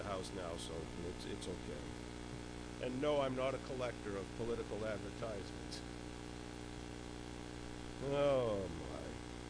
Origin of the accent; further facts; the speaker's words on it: Concord, United States; You know, you can tell I'm from Concord because I'm stretching those preliminaries right out